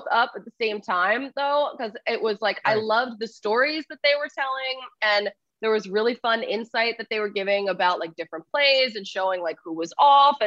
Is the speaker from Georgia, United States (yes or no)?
no; Philadelphia, Pennsylvania, United States; I'm from Philadelphia